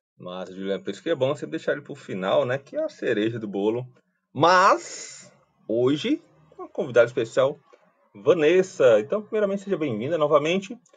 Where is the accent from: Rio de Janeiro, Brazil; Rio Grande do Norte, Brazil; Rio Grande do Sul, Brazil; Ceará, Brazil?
Ceará, Brazil; Fortaleza; sou fortalezense, né, nascido, criado e vivido aqui no Ceará